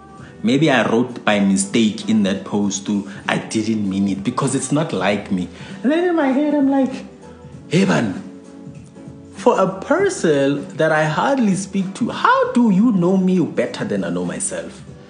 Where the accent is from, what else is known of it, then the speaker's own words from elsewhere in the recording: England, United Kingdom; I'm English